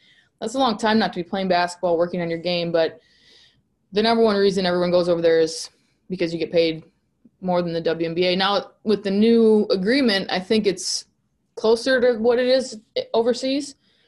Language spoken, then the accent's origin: English; Hutchinson, Kansas, United States; I am from Hutch, so an hour away is a lot different than a 3-hour flight for my parents.